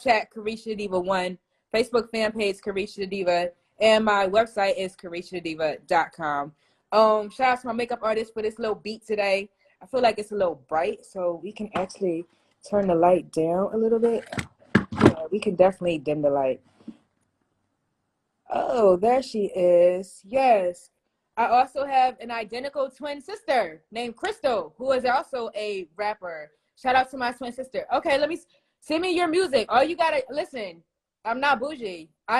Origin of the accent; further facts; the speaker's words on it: Philadelphia, Pennsylvania, United States; now in Atlanta, United States; I'm from Philly.